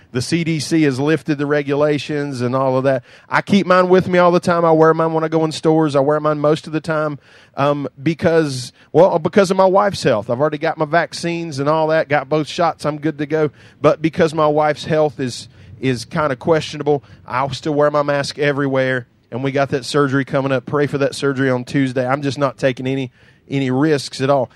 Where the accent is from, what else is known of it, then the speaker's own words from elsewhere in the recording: United States; I grew up in Doug Spur with an outhouse